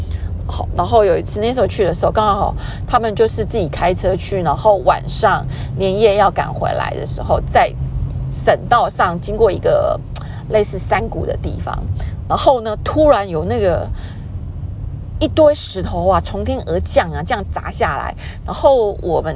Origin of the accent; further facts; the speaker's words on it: Taiwan; 我已经会开车，在台湾开了很久的车子